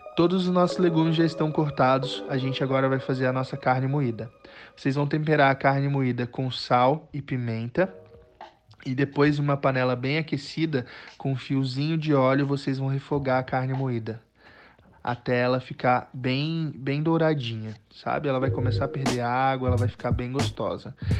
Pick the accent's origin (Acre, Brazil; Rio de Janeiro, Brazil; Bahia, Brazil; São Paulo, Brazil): Acre, Brazil; Rio Branco; moved away as an adult; now in Goiânia, Brazil; Eu sou natural de Rio Branco, no Acre, mas já moro em Goiânia há um pouquinho mais de 10 anos